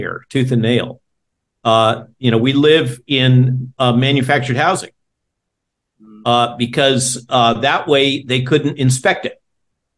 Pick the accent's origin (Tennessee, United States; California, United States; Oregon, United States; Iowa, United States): California, United States; now in Virginia, United States; I grew up in California